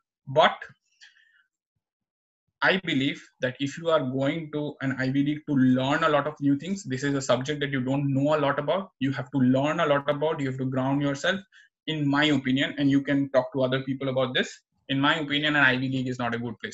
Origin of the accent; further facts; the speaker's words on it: Assam, India; moved away; also born or lived in New Jersey, United States; I was born in Assam, so I can speak Assamese fluently